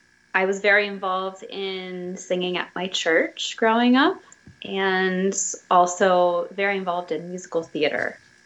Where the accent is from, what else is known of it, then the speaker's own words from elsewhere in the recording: Plymouth Meeting, Pennsylvania, United States; now in Easton, United States; I was born and raised outside Philadelphia in Plymouth Meeting. So kind of near King of Prussia area, the big mall.